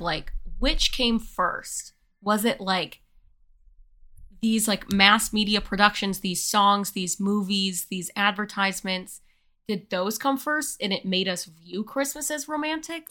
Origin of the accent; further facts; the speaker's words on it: United States; We are women. We are white. We are American.